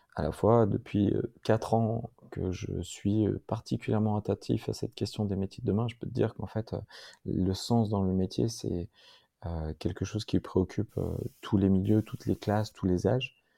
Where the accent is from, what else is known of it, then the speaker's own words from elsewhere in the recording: Grenoble, Auvergne-Rhône-Alpes, France; je suis un Grenoblois, aîné d'une famille de trois frères